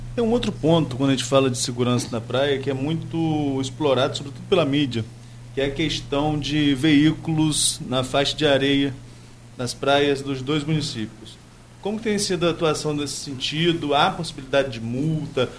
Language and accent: Portuguese; Atafona, Rio de Janeiro, Brazil; Mas eu que nasci em Atafona, moro sempre, na, moro sempre na mesma casa ali na, na, na, na Rua do Pontal.